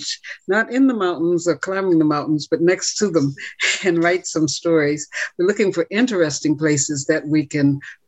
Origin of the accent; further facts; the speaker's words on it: Kansas, United States; also born or lived in Toronto; now in British Columbia, Canada; I didn't grow up with mountains. I grew up in Kansas and it was flat.